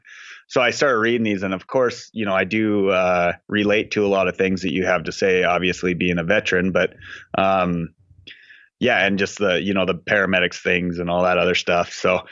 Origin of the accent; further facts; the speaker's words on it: Montana, United States; I grew up in Montana, and like I say in my intro, like I grew up not in that, you know, beautiful place that you see in magazines. I grew up on the flat part of Montana, like the plains